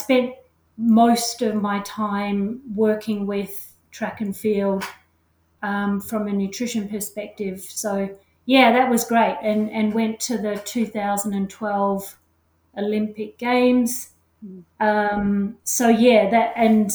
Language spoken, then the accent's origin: English; Australia; accent: Australian; moved away as an adult; now in Auckland, New Zealand; I am actually Australian. You can certainly hear that in my accent.